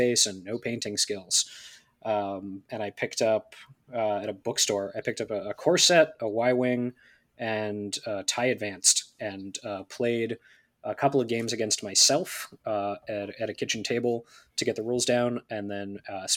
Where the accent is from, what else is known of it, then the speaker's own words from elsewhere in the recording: West Virginia, United States; also born or lived in greater Philadelphia area; now in Philadelphia, United States; Originally West Virginia